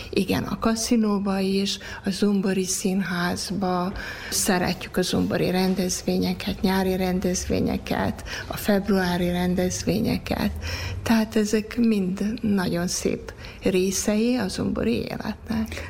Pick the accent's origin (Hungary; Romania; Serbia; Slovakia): Serbia; Sombor, Vojvodina; moved away as an adult; also born or lived in Canada; a szülőföld az csak egy lehet, és az pedig zombor